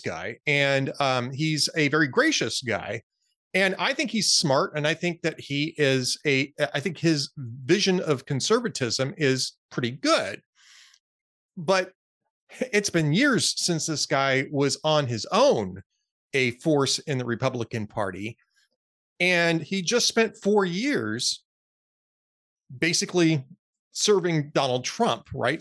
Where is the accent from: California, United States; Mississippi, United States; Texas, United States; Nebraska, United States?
California, United States; Los Angeles; moved away; I grew up in Los Angeles.